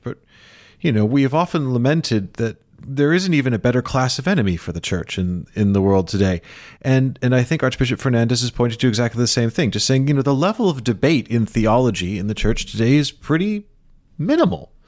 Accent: Chicago, Illinois, United States; moved away; the neighborhood where I, that I was born into in Rogers Park

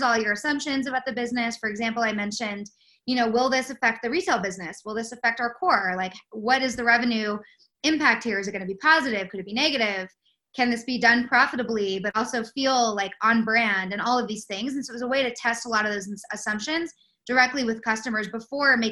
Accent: West Coast, United States; moved away as an adult; go back to the West Coast to work for a small retail startup called Spiritual Gangster that was based kind of in my hometown

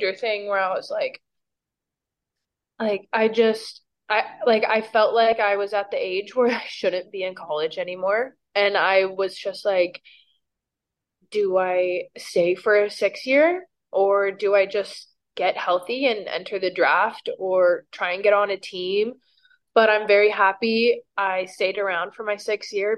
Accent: Camarillo, California, United States; moved away as an adult; also born or lived in Washington; now in Houston, United States; I was born and raised in Camarillo, California

